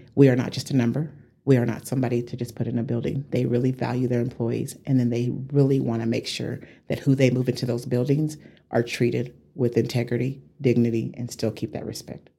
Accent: Amarillo, Texas, United States; moved away as an adult; also born or lived in Atlanta; I grew up in Hamlet, the Hamlet area.

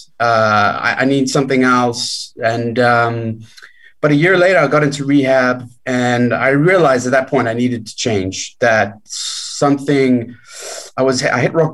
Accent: South Africa; I grew up in South Africa

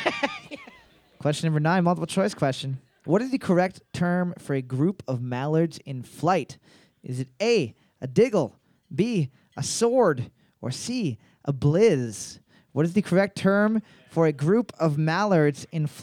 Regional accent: Canada

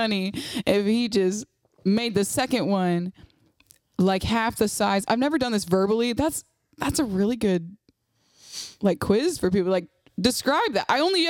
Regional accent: Saginaw, Michigan, United States

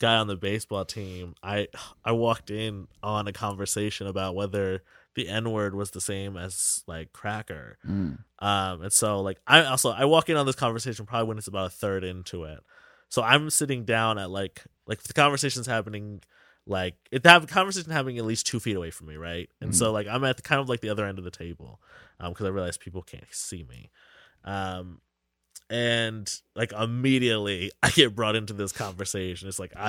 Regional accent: Lancaster, Pennsylvania, United States; I grew up in Lancaster.

